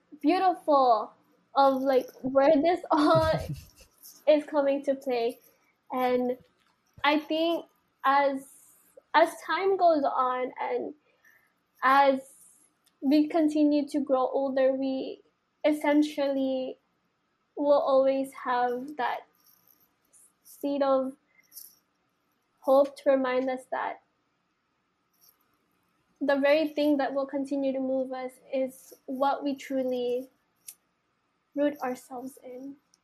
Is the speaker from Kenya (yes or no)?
no; Philippines; And I feel like as a Filipino, it's our duty and our call to continue to be resilient as what is already embedded in us.